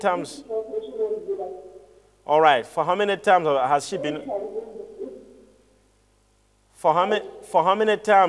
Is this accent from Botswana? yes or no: yes; Botswana; I'm from Botswana.